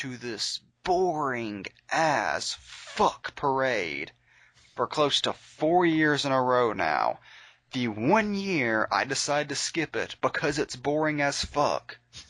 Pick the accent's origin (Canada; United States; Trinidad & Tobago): United States; Sims, Alabama; this happened in my hometown, down the street from me.